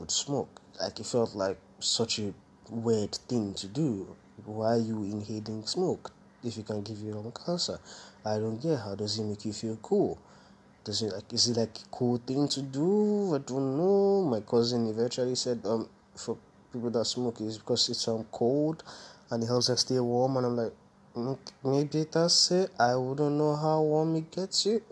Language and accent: English; Nigeria; I'm growing up in Nigeria.